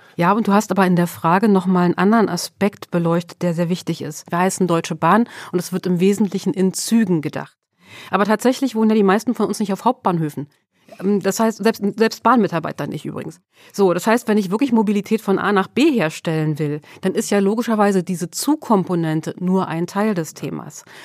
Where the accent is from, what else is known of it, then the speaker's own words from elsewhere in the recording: Sweden; now in Germany; Ich bin in Schweden geboren